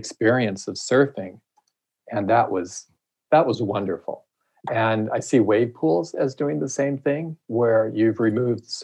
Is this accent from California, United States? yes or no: yes; Huntington Beach, California, United States; moved away; also born or lived in San Francisco; I grew up in Huntington Beach in Southern California